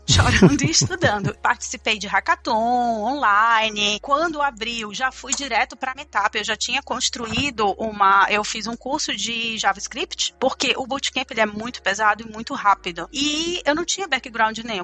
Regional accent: Manaus, Amazonas, Brazil; moved away as an adult; also born or lived in Auckland, New Zealand; now in New Zealand; eu sou de Manaus, Amazonas, sempre morei em Manaus

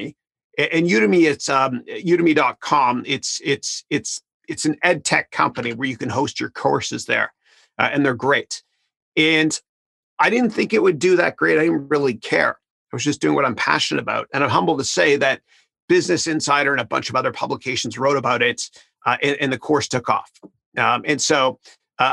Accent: Canada; moved away; I'm from Canada originally.

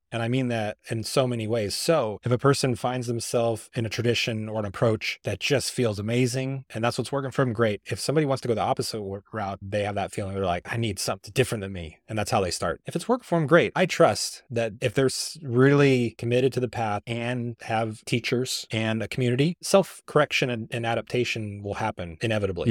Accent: Missouri, United States; born or raised there

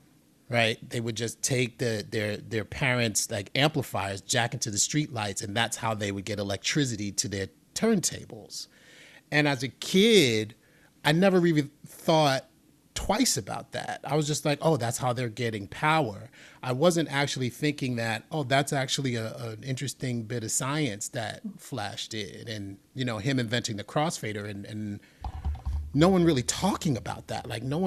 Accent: New York City, New York, United States; You know, I'm from the Bronx. I grew up in the Bronx in the 70s and 80s.

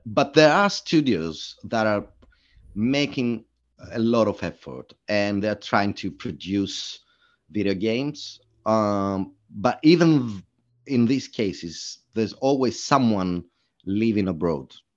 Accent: Greece; moved away as an adult; now in London, United Kingdom; I'm originally from Greece

